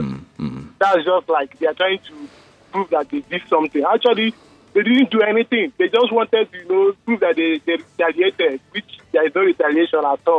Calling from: Lekki, Lagos, Nigeria; This is …. I'm calling from Lekki.

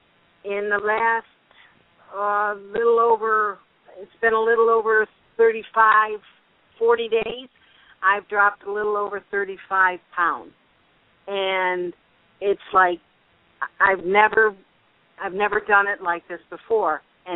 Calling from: Florida, United States; I'm calling from Florida.

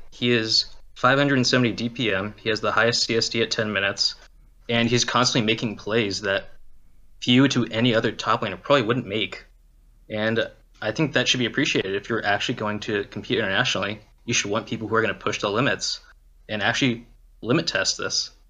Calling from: Merced, California, United States; Uh, I'm calling from Merced, California.

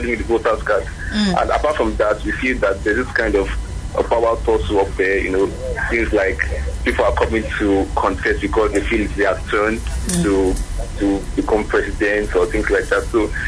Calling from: Ekiti, Nigeria; I'm calling from Ekiti.

